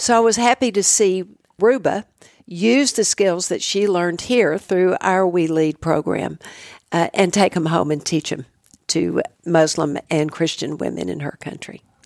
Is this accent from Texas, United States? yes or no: yes; Midland, Texas, United States; women that I grew up with in Midland